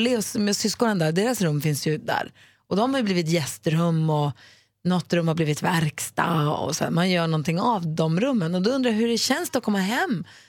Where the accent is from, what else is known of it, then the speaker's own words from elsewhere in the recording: Luleå, Norrbotten County, Sweden; moved away as an adult; also born or lived in Växjö; när jag flyttade från Luleå och eh, flyttade hemifrån mamma och flyttade till Växjö